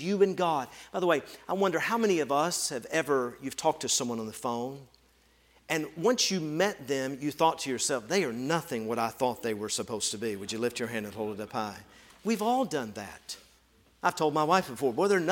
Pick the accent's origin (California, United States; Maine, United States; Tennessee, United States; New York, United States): Tennessee, United States; moved away as an adult; also born or lived in rural Ohio; I grew up in Tennessee